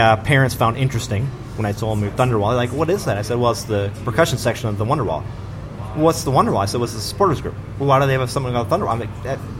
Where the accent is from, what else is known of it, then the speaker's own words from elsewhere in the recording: Iron Range, Minnesota, United States; I'm from the Iron Range.